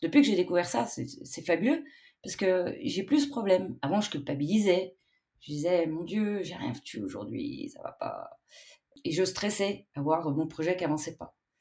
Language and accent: French; Switzerland; chez nous en Suisse